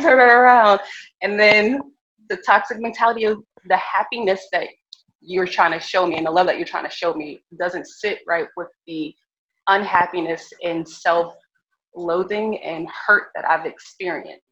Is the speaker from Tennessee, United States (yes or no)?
no; Virginia, United States; also born or lived in California; I grew up in Virginia